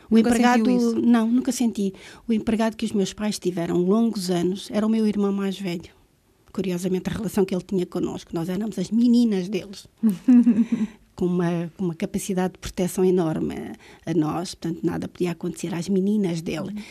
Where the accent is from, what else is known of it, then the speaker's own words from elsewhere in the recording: Vila Nova de Gaia, Porto District, Portugal; moved away; also born or lived in Angola; Sou natural de Gaia.